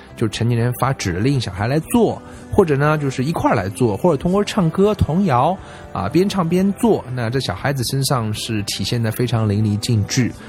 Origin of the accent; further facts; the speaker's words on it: China; 而我们中国人花了大量的时间去听那些啊完全听不懂的东西